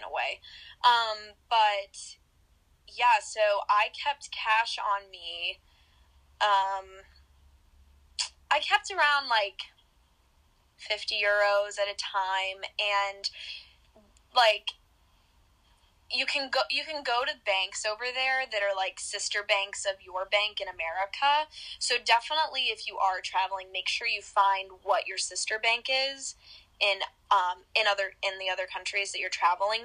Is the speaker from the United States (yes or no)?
yes; the South, United States; I grew up in the South